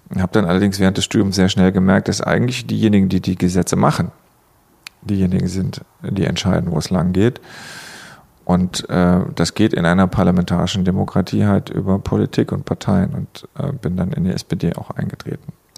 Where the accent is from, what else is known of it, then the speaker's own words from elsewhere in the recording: Saarland, Germany; Ich komme aus dem Saarland und da haben wir es in der Schule mal gelernt